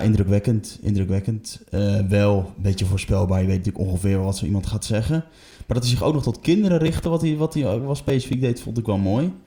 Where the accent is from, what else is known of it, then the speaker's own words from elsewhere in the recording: Emmen, Drenthe, Netherlands; ik kom zelf uit Emmen